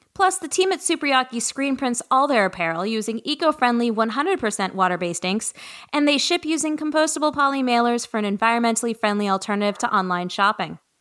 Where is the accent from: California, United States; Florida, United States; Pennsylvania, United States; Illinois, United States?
California, United States; Los Angeles; growing up in Los Angeles